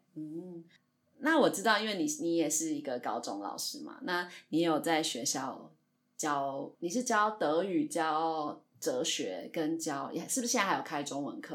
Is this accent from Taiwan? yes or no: yes; Taiwan; 我们本身台湾人对中国比较敏感